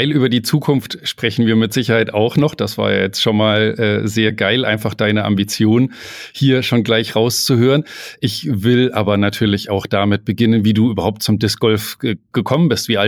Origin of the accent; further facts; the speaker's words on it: Hamm, North Rhine-Westphalia, Germany; also born or lived in Kellenhusen